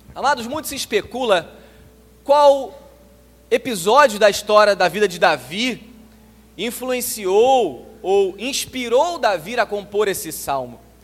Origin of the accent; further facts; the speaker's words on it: Nova Iguaçu, Rio de Janeiro, Brazil; eu sou de Nova Iguaçu, o município mais pobre na região metropolitana do Rio de Janeiro